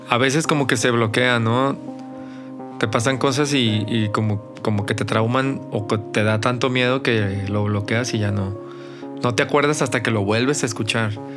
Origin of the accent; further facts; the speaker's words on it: Mazatlán, Sinaloa, Mexico; moved away as an adult; now in Guadalajara, Mexico; yo no soy de aquí de, Guanatos, yo soy de Mazatlán